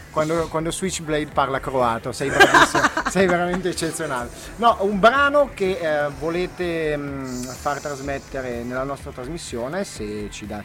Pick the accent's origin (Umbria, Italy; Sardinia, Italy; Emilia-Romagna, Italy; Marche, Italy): Marche, Italy; Urbino; Io di Urbino.